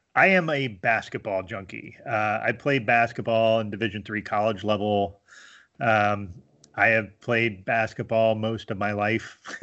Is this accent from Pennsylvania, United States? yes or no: yes; rural Pennsylvania, United States; moved away as an adult; also born or lived in Miami, Florida / Harrisburg, Pennsylvania / Scranton, Pennsylvania; now in Binghamton, United States; my formative years were in, uh, very rural P